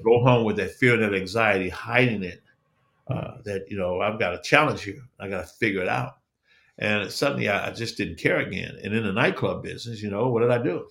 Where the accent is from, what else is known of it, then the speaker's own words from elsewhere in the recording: Chicago, Illinois, United States; I'm born and raised in Chicago